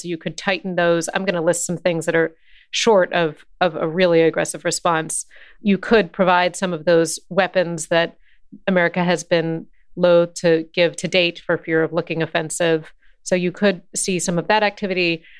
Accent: United States; working for a British publication as an American

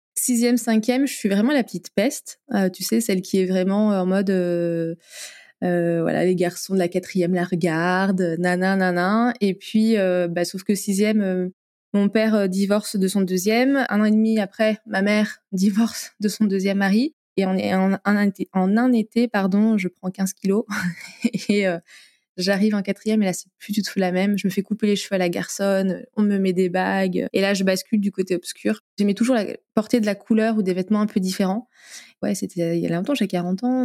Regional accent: Limoges, Nouvelle-Aquitaine, France; moved away as an adult; je suis originaire de Limoges, que j'ai quitté, je suis revenue

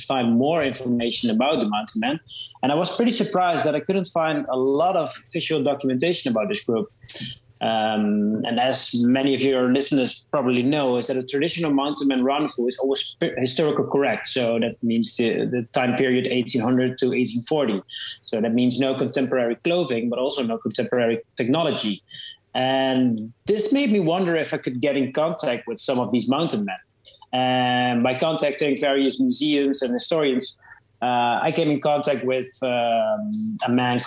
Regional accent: Netherlands; I'm a photographer from the Netherlands

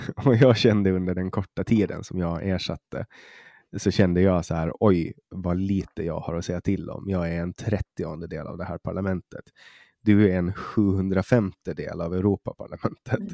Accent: Åland, Åland Islands; also born or lived in Stockholm; som ålänning

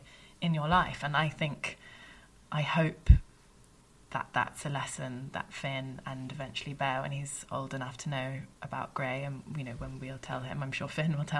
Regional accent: United Kingdom; being British

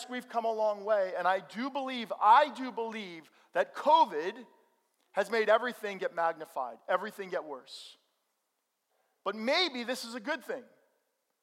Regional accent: Bergen County, New Jersey, United States; also born or lived in Missouri; Growing up in Bergen County

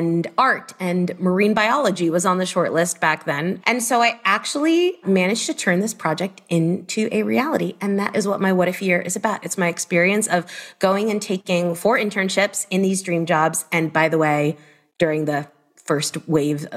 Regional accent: Miami, Florida, United States; I am from Miami originally

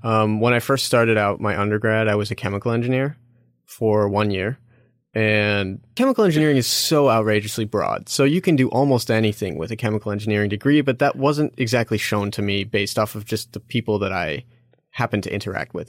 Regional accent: Chicago, Illinois, United States; moved away as an adult; I'm originally from Chicago, so Illinois was close to where I grew up

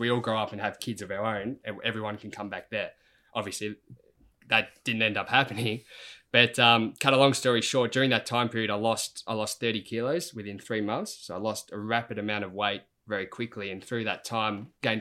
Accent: Mornington Peninsula, Victoria, Australia; where I grew up on the Mornington Peninsula

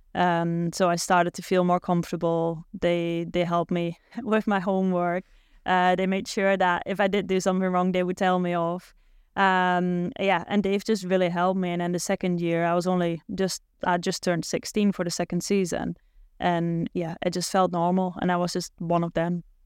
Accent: Netherlands; accent: Dutch; English is a second language; moved away as an adult; also born or lived in Germany; they weren't always happy with my accent 'cause I did still sound a bit Dutch

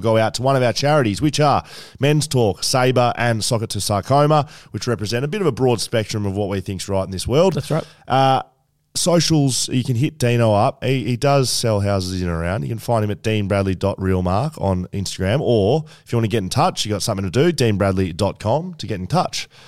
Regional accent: Geelong, Victoria, Australia; I grew up in Geelong

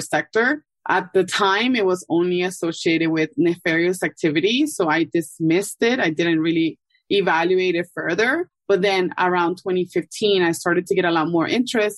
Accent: Ecuador; also born or lived in New York City, United States; now in Miami, United States; I'm originally from Ecuador and I've been in Miami for over 10 years

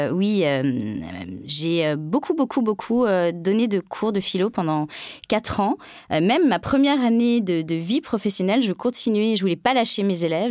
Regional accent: France; je suis française

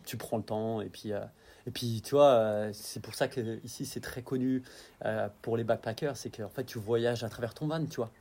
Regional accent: Dijon, Bourgogne-Franche-Comté, France; moved away as an adult; also born or lived in Arve Valley, Alps; now in New Zealand; j'ai grandi à Dijon

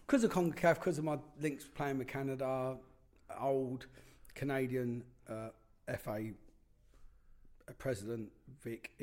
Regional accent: London, United Kingdom; I'm from London

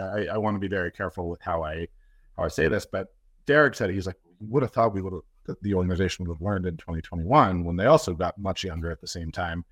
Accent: Toronto, Ontario, Canada; I'm from Toronto

